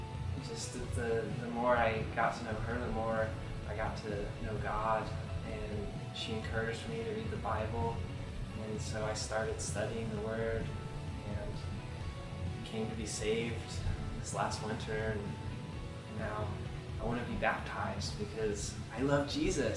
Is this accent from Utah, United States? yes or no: no; West Lafayette, Indiana, United States; I was born in West Lafayette in 1990